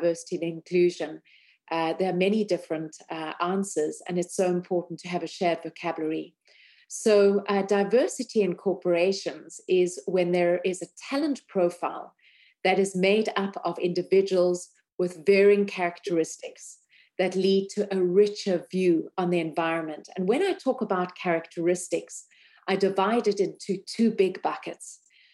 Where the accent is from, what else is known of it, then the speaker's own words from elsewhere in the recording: South Africa; moved away; also born or lived in United States / Europe; I grew up in South Africa